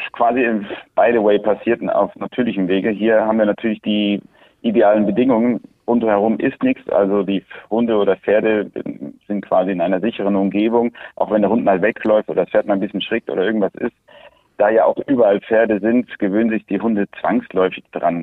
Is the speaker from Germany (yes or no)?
no; Andalusia, Spain; Wir sind hier auf der Ranch in Andalusien aufgewachsen